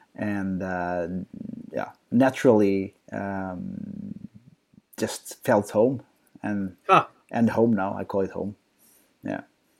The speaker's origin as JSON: {"language": "English", "country": "Portugal", "tie": "born or raised there", "moved": "as an adult", "lives_now": "Sweden", "said": "I'm from Portugal originally, so born and raised in Portugal. So if you don't know where Portugal, in the south of Europe. but 10 years ago I moved to Sweden"}